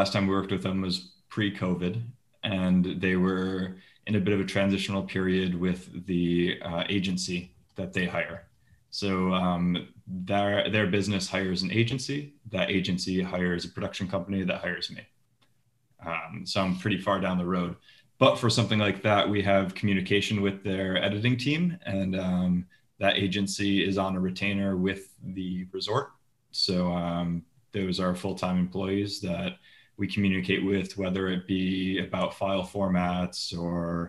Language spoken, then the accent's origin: English; Liverpool, New York, United States; moved away as an adult; also born or lived in Los Angeles, United States; now in Bruges, Belgium; I'm from Liverpool, New York, upstate New York, just down the road from where you're from